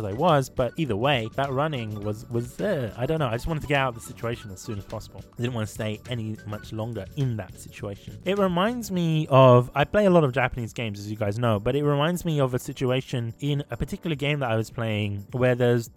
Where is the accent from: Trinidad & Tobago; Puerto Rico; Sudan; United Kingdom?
Sudan; moved away; I'm from Sudan.